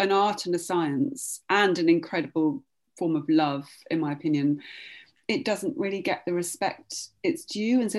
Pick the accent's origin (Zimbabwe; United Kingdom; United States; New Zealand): United Kingdom; Oxford, South East England; I grew up in Oxford